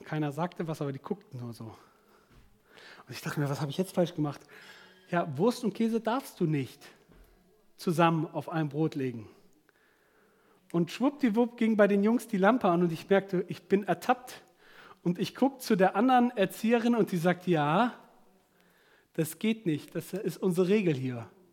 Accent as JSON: {"language": "German", "country": "Germany", "said": "bei uns in Deutschland"}